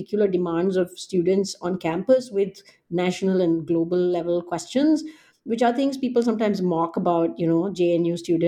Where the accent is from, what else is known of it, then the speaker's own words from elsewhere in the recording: New Delhi, Delhi, India; moved away; growing up in Delhi